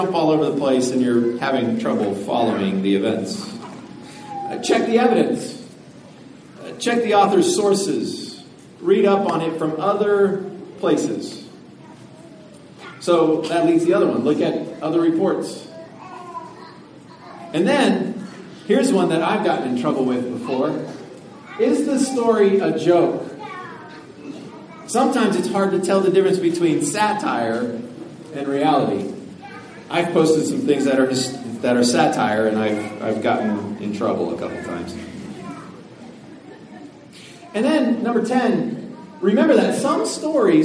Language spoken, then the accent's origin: English; Denver, Colorado, United States; I grew up in Denver. I lived in Denver all my life